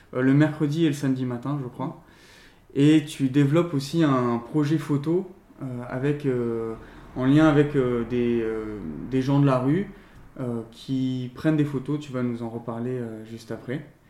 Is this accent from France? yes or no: yes; Lyon, Auvergne-Rhône-Alpes, France; now in Bordeaux, France; je viens de Lyon